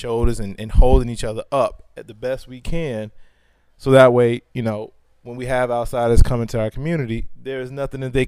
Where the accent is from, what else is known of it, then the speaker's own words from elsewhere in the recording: Chicago, Illinois, United States; I grew up in Chicago.